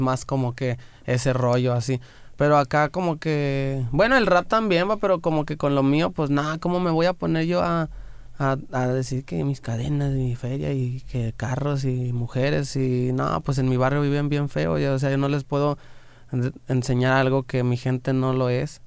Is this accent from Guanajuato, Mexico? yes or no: yes; Guanajuato, Mexico; Me acuerdo cuando yo estaba en Morrillo